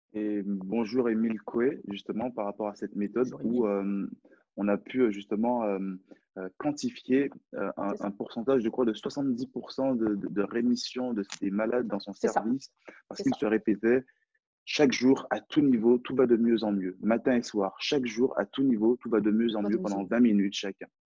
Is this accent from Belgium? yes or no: no; France; accent: French; J'ai un, j'ai un French accent, donc j'ai un accent français.